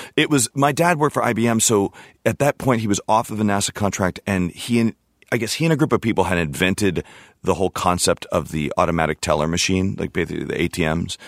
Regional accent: Houston, Texas, United States; also born or lived in California / Sydney, Australia; I grew up in Houston

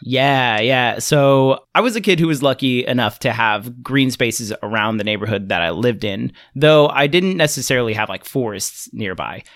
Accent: Fresno, California, United States; I grew up in Central California

